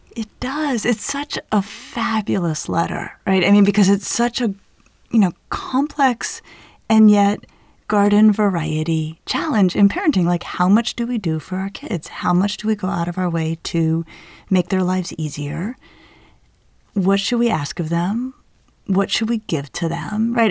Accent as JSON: {"language": "English", "town": "Denver", "region": "Colorado", "country": "United States", "tie": "born or raised there", "said": "growing up in Denver"}